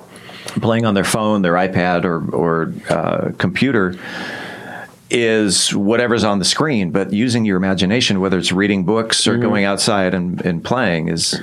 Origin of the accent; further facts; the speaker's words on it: San Diego, California, United States; Growing up in San Diego, I remember when I was about your age, probably closer to Caden's age, 15, I would take the express bus number 7